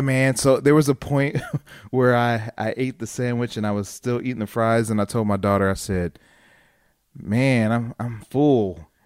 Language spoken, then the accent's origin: English; Dayton, Ohio, United States; me growing up in Ohio, in Dayton